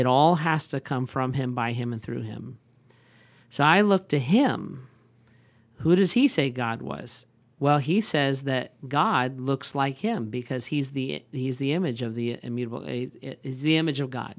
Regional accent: United States; I am like an American

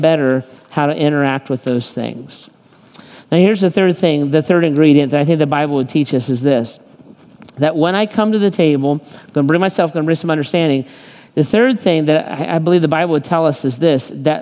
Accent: United States; I am kind of as American as it gets

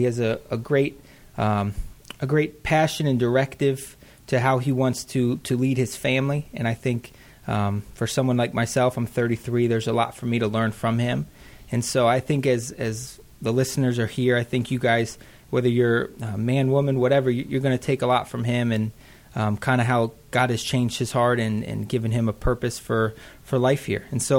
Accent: Wadsworth, Ohio, United States; I'm from Wadsworth

